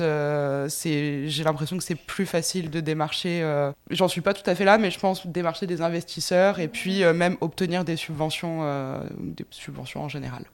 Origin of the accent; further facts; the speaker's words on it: France; moved away as an adult; now in Montreal, Canada; je suis originaire de France